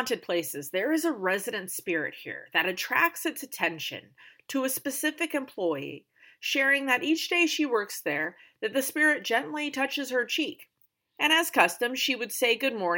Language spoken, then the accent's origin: English; United States; also born or lived in New Mexico / Colorado / North Carolina; I grew up in New Mexico and Colorado